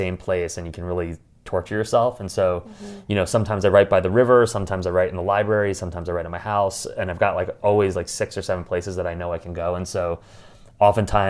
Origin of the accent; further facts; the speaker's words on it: New York, United States; I'm a New Yorker